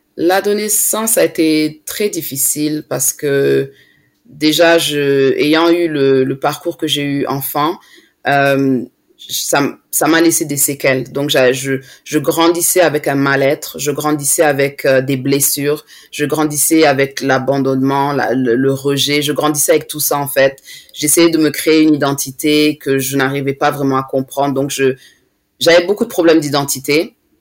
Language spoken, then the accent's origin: French; France; now in London, United Kingdom; je suis née en France